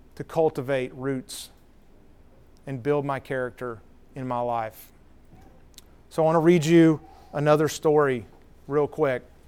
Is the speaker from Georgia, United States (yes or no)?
yes; Cedartown, Georgia, United States; also born or lived in Marietta; I was hoping to open a restaurant in Cedar Town, my hometown